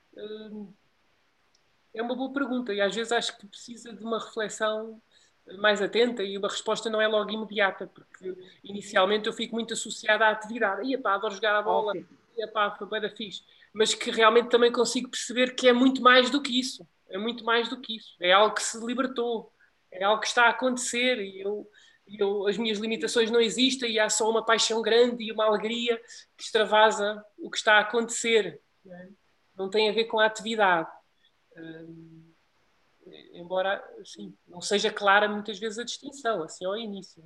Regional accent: Portugal; eu como português

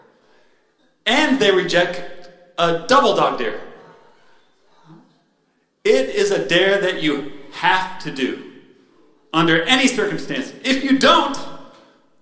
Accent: Spokane, Washington, United States; moved away as an adult; also born or lived in San Luis Obispo, California; now in San Diego, United States; I grew up in Spokane, Washington.

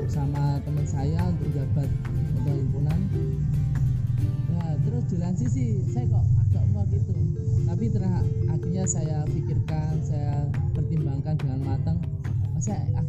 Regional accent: Genteng, East Java, Indonesia; Saya asli dari Banyuwangi, hmm. alamatnya

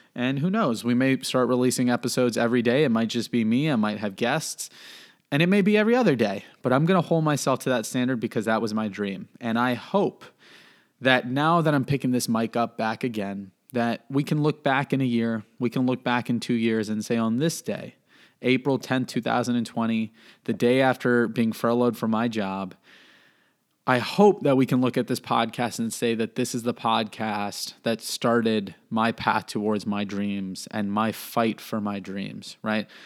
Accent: Miami, Florida, United States; now in North Carolina, United States; I'm from Miami

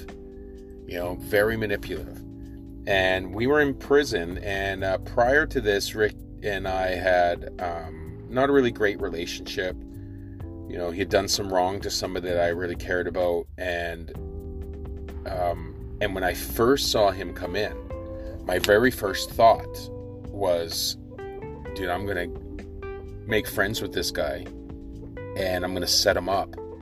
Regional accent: Victoria, British Columbia, Canada; growing up in Victoria

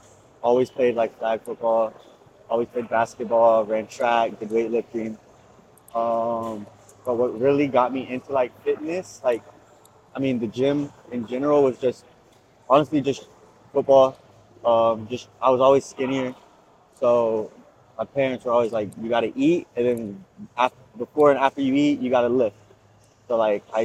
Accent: Gainesville, Florida, United States; born and raised in Gainesville, Florida.

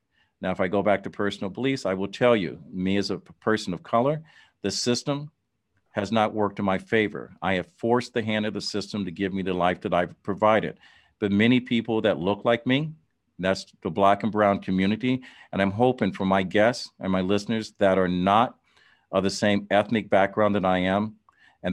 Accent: Dayton, Ohio, United States; In my hometown, Dayton, Ohio, when I was growing up

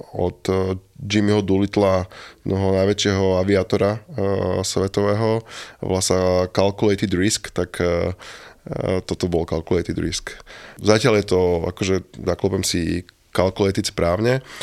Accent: Trenčín, Trenčín Region, Slovakia; ja som Trenčan

